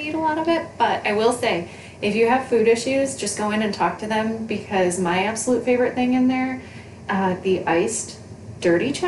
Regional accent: New York, United States; if you can't tell from our voices and our speech patterns, I'm from New York.

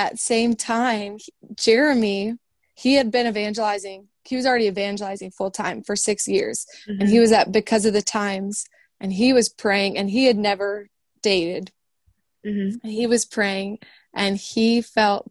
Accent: Minnesota, United States; moved away; also born or lived in Indiana; I'm from Minnesota

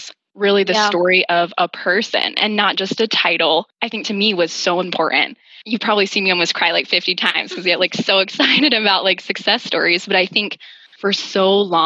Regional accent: Idaho, United States; moved away; I'm out here in Idaho feeling like I'm in my roots

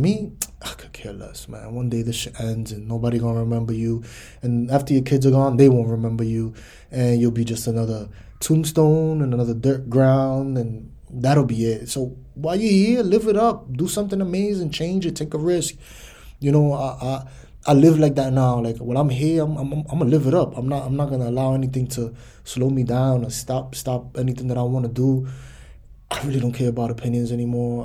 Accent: United States; I'm American

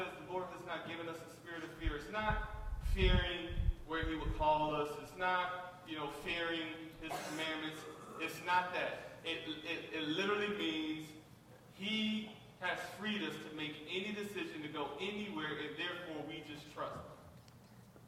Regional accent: Detroit, Michigan, United States; I grew up in Detroit, I grew up fighting

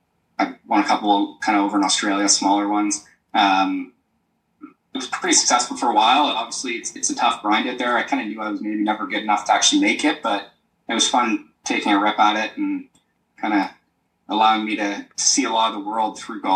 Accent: Uxbridge, Ontario, Canada; also born or lived in Florida / Savannah, Georgia; I grew up in Uxbridge, just north of the city here in Toronto.

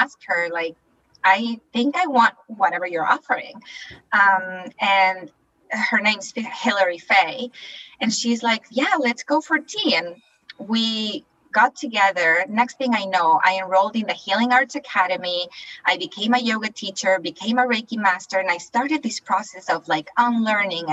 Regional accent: Chile; moved away as an adult; now in Canada; I'm originally from Chile in South America. And I moved to Canada all by myself.

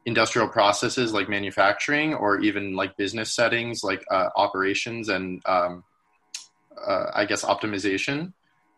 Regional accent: Los Gatos, California, United States; I'm from Los Gatos, California

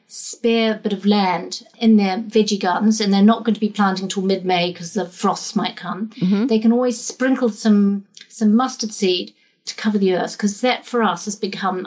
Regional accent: New Zealand; now in England; I'm a Kiwi as well

